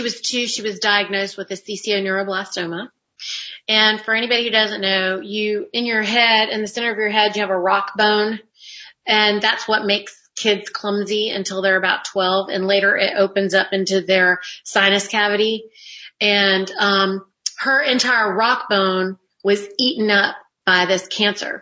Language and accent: English; North Carolina, United States; I'm actually a Carolina girl because I was raised in North Carolina.